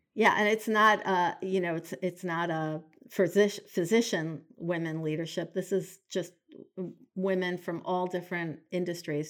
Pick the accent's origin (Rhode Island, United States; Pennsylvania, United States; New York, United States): New York, United States; New York City; now in Portland, United States; I grew up in New York City